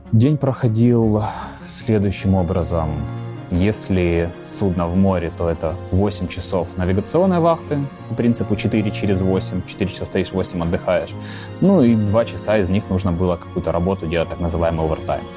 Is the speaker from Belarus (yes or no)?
no; Ukraine; я из Украины